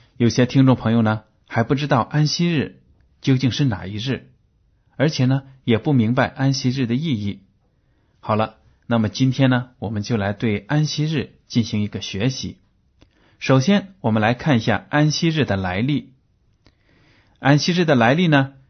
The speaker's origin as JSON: {"language": "Chinese", "country": "China", "said": "在我们的中国文化当中"}